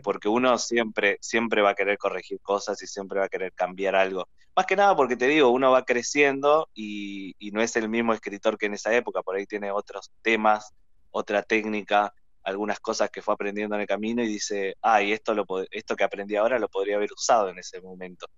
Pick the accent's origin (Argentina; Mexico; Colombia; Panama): Argentina; me hizo sentir muy orgulloso de mi ciudad y nos hace sentir muy orgullosos eh, como argentinos